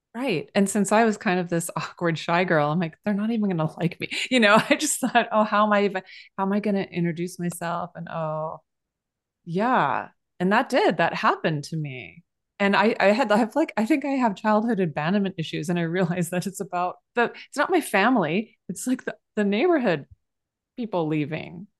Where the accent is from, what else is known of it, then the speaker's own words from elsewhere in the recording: San Jose, California, United States; moved away; I'm from San Jose